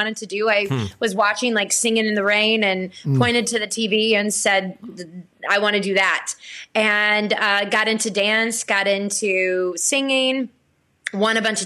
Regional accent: Blackshear, Georgia, United States; moved away; I was born and raised in Blackshear, Georgia

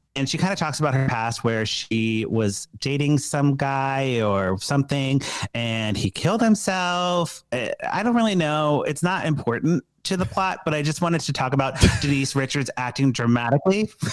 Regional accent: Chicago, Illinois, United States; Being a Chicagoan

